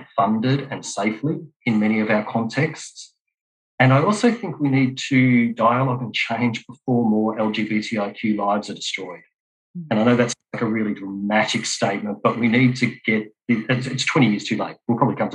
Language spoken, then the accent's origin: English; Australia; I'm also Australian.